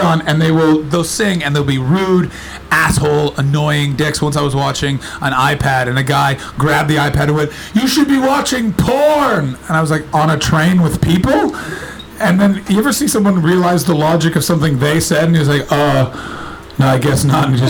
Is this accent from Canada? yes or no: yes; Canada; accent: North American; now in United Kingdom; I'm not from Britain, I'm Canadian